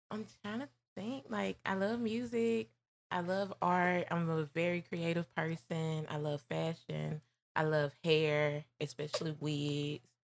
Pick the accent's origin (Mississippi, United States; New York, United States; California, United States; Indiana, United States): Mississippi, United States; Tougaloo; I'm from Tougaloo. My family is from Tougaloo.